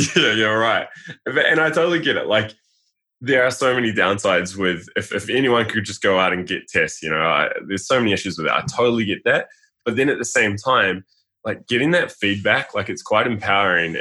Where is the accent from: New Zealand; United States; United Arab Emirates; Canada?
New Zealand; Being a New Zealander, I think every male plays rugby